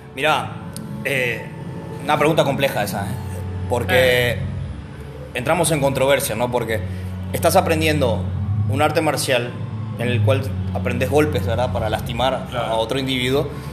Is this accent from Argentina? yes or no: yes; Argentina; moved away as an adult; now in Paraguay; soy argentino, nací ahí, estuve mucho tiempo y vine